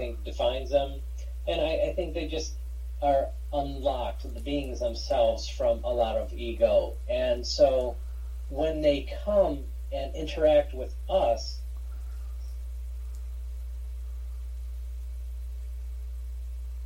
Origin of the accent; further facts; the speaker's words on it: Michigan, United States; I'm from Michigan, grew up here